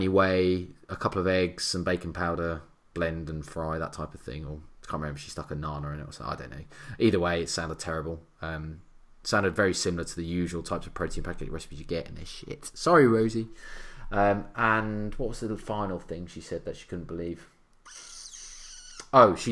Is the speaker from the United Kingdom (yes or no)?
yes; England, United Kingdom; we're English